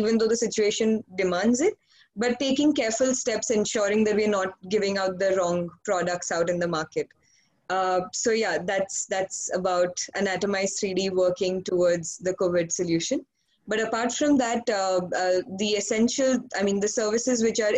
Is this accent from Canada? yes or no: no; India; I hail from India